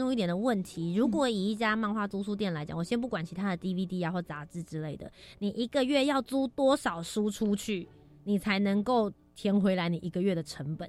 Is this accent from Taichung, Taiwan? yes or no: no; Taipei, Taiwan; 我们家从小就住在市大